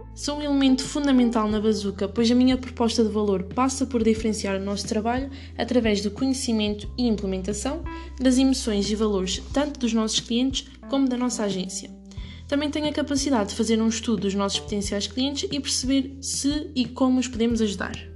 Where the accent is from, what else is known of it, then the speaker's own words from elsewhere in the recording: Ílhavo, Centro, Portugal; also born or lived in Viseu / Lisbon; sou natural de Ilhave, Aveiro